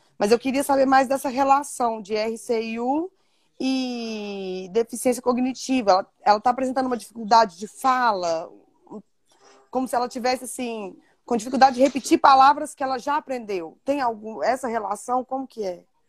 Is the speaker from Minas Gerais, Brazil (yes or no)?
yes; Divinópolis, Minas Gerais, Brazil; Sou de Divinópolis, Minas Gerais